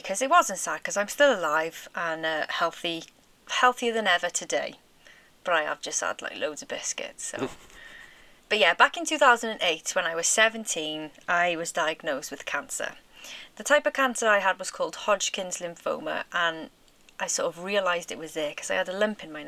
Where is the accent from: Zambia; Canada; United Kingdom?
United Kingdom; Barry, Wales; we're from South Wales, a little town called Barry